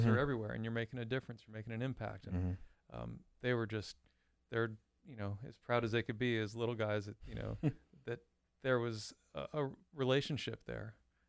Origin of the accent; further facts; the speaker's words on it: Florida, United States; I grew up in Southeast Florida.